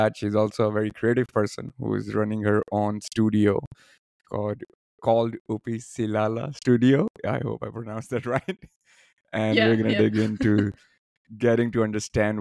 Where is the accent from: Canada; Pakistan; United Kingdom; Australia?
Pakistan; now in Warsaw, Poland; growing up in Pakistan